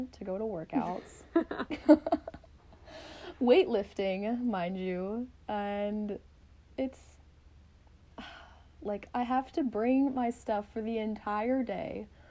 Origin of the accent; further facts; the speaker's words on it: the South, United States; So we're both from the South, and a very Southern thing is that you have to have a drink when you're on your errands.